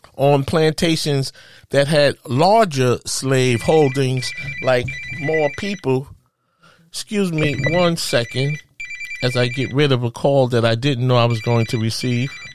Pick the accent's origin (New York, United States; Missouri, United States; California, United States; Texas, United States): New York, United States; New York City; as a kid, I grew up in Spanish Harlem.